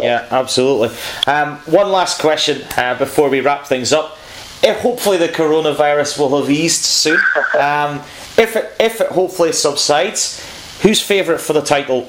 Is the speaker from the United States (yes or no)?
no; Scotland, United Kingdom; for me, as a Scotsman